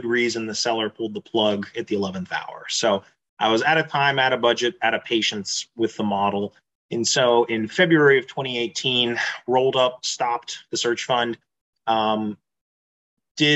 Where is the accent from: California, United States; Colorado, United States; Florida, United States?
Florida, United States; Tampa; moved away as an adult; also born or lived in Pittsburgh, Pennsylvania / Japan / Pensacola, Florida / Houston, Texas; now in Texas, United States; raised in Florida near Tampa.